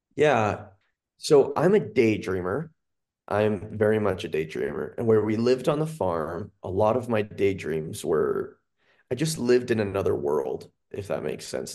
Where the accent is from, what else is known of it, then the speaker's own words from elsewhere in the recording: Cache Valley, Utah, United States; moved away as an adult; now in Salt Lake County, United States; I'm from Cache Valley. I grew up on a bison farm up there